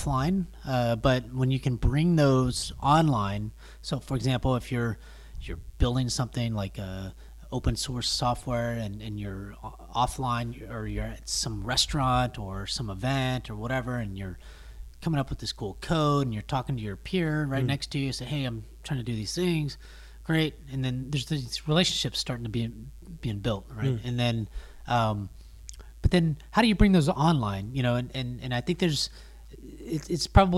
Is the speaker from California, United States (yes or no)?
no; Texas, United States; I'm from Texas